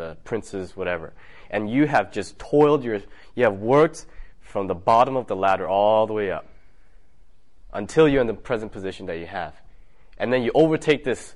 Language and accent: English; California, United States; I'm from California